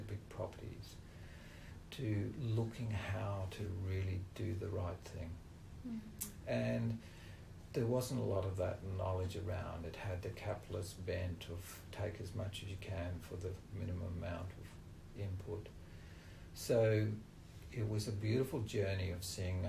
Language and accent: English; Australia; I was born in Australia on a farm with British parents